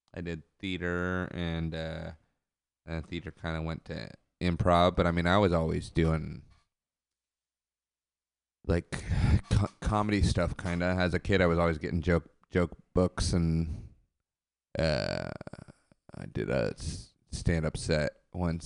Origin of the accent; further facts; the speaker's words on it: Monterey, California, United States; when I was growing up there